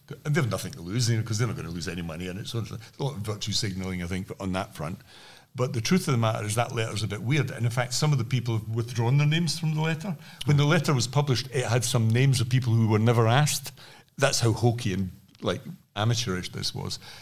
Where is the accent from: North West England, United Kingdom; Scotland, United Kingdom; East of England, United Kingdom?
Scotland, United Kingdom; I'm from Scotland